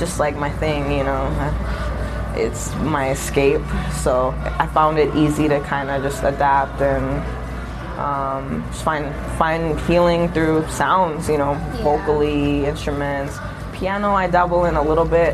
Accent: San Diego, California, United States; moved away; I'm actually originally from San Diego, California

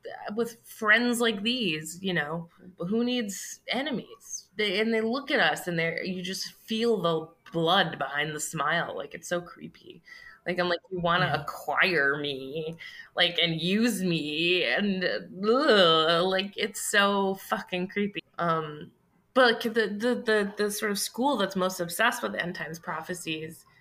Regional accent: United States; as an American Jew

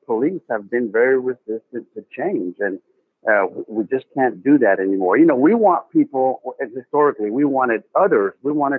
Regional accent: North Texas, United States; He's one of my hometown guys here from North Texas

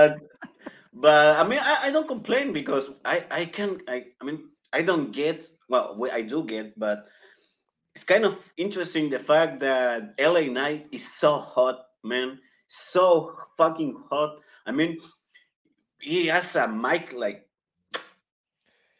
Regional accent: Chile; first language Spanish; English is a second language; My English is actually my second language. I'm from Chile.

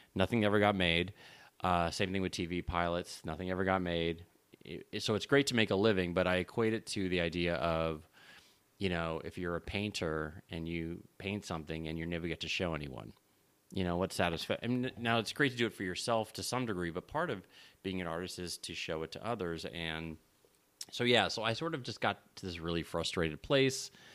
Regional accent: Los Angeles, California, United States; I'm born and raised in Los Angeles

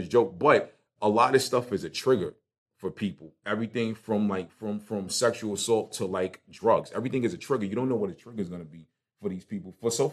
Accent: New York City, New York, United States; moved away; growing up in Brooklyn, and to play for a good high school in basketball, you had to go to a Catholic school.

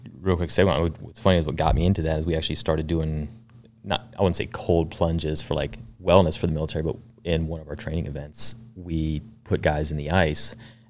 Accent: Lancaster, Pennsylvania, United States; also born or lived in Fort Bragg; I was born there while my dad was going through the Q course. He was a team guy as well.

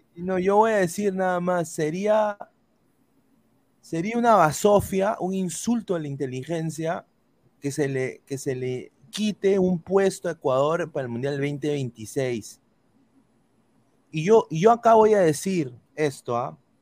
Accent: Peru; now in United States; como buenos peruanos nosotros

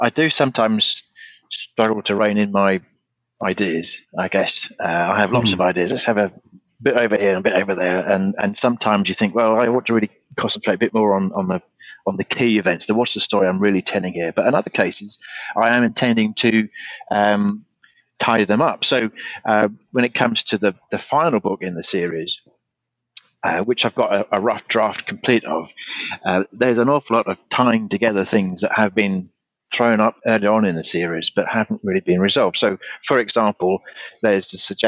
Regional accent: United Kingdom; my hometown, where the Celtic Queen Boudica burnt the place to the ground

